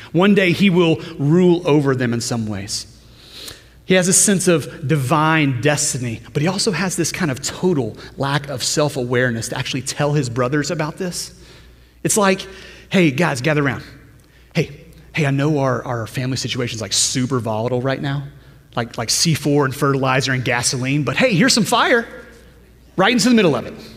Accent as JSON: {"language": "English", "region": "Louisiana", "country": "United States", "tie": "born or raised there", "said": "as a normal kid growing up in Louisiana"}